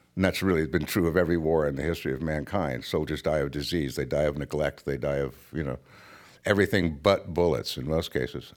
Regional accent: United States; I was raised to believe that I, as an American

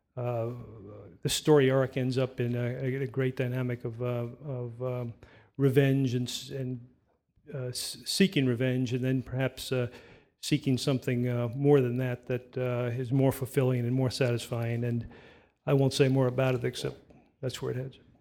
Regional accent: New York City, New York, United States; I grew up in New York City on the Lower East Side

